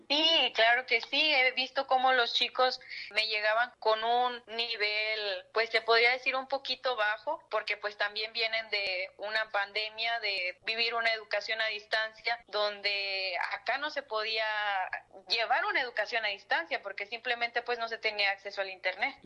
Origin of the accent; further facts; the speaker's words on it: Matehuala, San Luis Potosí, Mexico; moved away as an adult; now in Matlapa, Mexico; Soy originaria de Matehuala